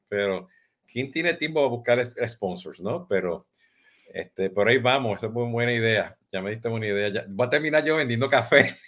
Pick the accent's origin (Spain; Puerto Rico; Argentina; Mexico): Puerto Rico; como buen puertorriqueño